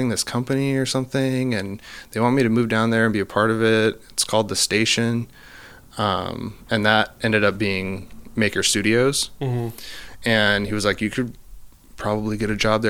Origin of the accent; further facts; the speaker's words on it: Oregon, United States; I grew up in Oregon on the coast in like a small town.